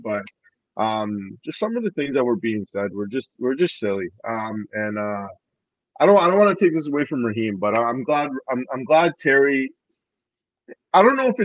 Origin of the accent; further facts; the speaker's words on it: Canada; me being Canadian